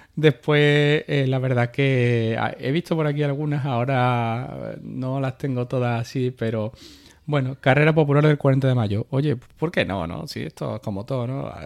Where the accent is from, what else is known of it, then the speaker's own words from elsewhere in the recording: Carmona, Andalusia, Spain; la carrera de mi pueblo